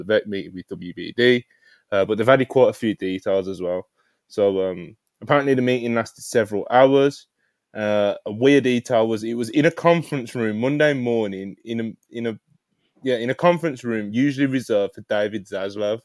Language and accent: English; Jamaica; I'm Jamaican